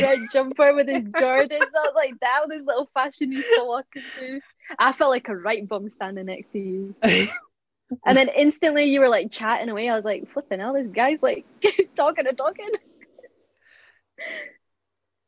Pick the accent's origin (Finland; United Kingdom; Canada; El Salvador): United Kingdom; Annan, Scotland; accent: Scottish; moved away; I'm from Annan. It's on the borders of Scotland and England. So yeah, that's why my accent's a bit weird. It's not like thick Scottish accent